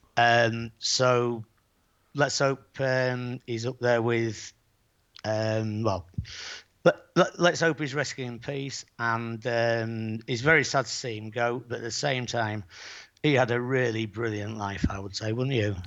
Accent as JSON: {"language": "English", "town": "Bridlington", "region": "Yorkshire and the Humber", "country": "United Kingdom", "moved": "yes", "lives_now": "Playa San Juan, Spain", "said": "I am from Yorkshire"}